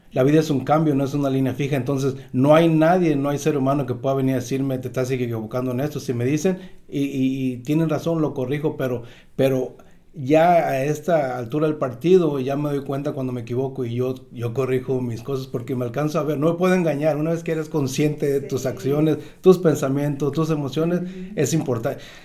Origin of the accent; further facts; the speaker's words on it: Tecuala, Nayarit, Mexico; now in Southern California, United States; soy de una ciudad, se llama Tecual, Nayarit, México